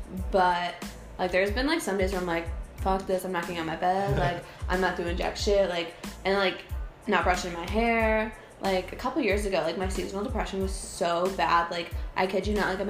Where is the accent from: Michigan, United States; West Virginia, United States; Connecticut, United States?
West Virginia, United States; Wheeling; So I was born in Wheeling